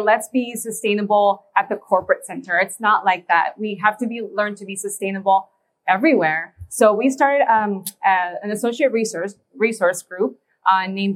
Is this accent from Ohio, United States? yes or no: no; Indiana, United States; where we're from Indiana